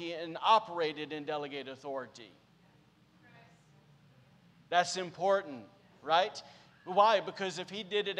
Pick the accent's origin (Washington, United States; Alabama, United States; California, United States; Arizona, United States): Alabama, United States; Podunk; now in Rockport, United States; I'm from Podunk, Alabama